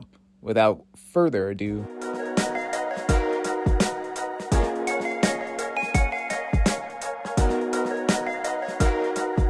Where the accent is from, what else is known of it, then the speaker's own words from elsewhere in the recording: Belchertown, Massachusetts, United States; My office is in Amherst, but I am from Belchertown